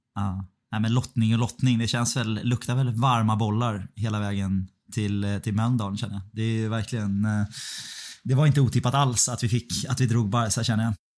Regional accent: Stockholm, Stockholm County, Sweden; moved away; här hemma i Stockholm

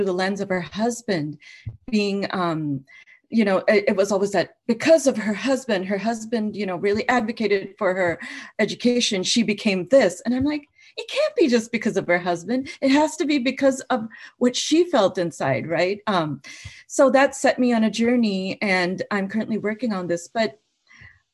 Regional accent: Minnesota, United States; also born or lived in United Kingdom / India; me growing up in the Midwest, in Minnesota

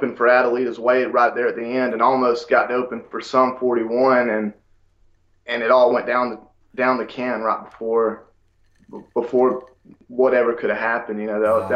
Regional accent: United States; accent: country

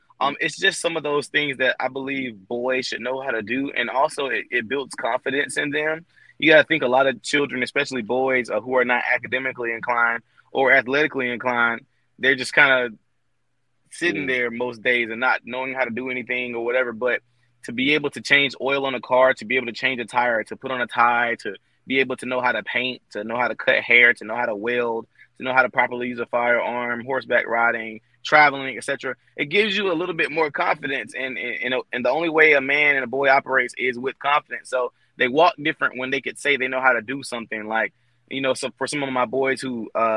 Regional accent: Albany, Georgia, United States; the entire school system in my hometown of Albany, Georgia

